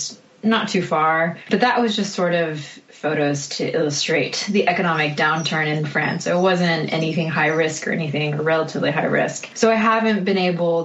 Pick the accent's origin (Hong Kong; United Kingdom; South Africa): Hong Kong; moved away as an adult; also born or lived in Canada / Taiwan / United States; I grew up in Hong Kong. There was a 2-year stint in Taiwan as well